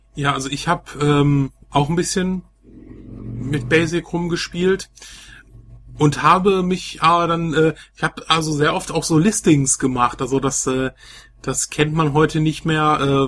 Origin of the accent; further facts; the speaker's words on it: Velbert, North Rhine-Westphalia, Germany; bei uns in Felbert so ein Laden